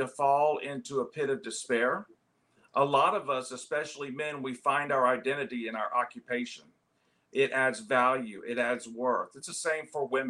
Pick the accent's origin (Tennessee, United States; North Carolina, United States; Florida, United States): Florida, United States; St. Petersburg; moved away as an adult; also born or lived in Columbia, South Carolina / Dallas, Texas; I was born and raised in St. Petersburg, Florida